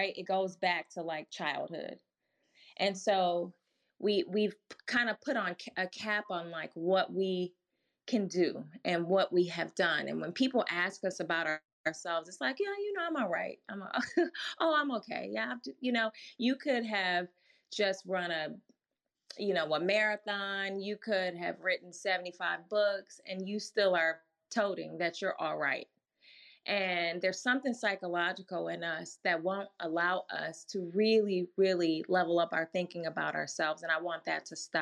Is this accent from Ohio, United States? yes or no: no; Milwaukee, Wisconsin, United States; I grew up in Milwaukee, Wisconsin